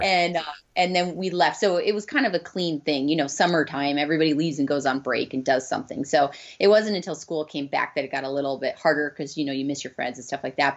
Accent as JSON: {"language": "English", "region": "Arizona", "country": "United States", "said": "we're from Arizona, so we'd like to come back, and we have our moms here"}